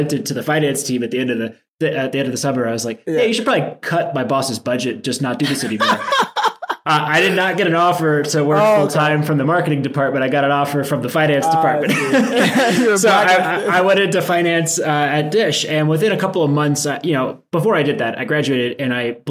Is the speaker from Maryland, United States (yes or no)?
yes; D.C., Maryland, United States; I grew up in a suburb between Baltimore and Washington, D.C.